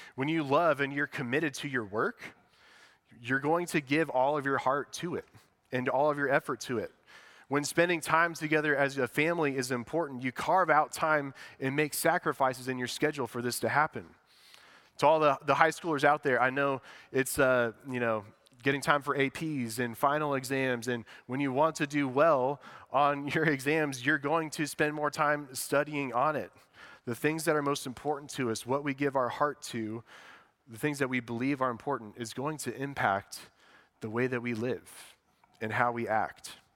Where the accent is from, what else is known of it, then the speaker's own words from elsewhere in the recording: West Lafayette, Indiana, United States; we grew up in West Lafayette